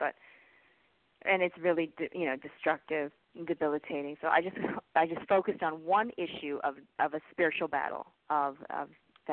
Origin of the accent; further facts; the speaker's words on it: California, United States; moved away; also born or lived in Canada; I grew up in California